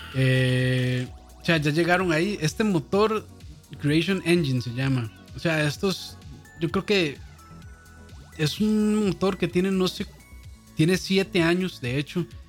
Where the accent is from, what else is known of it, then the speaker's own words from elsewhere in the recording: Costa Rica; aquí en Costa Rica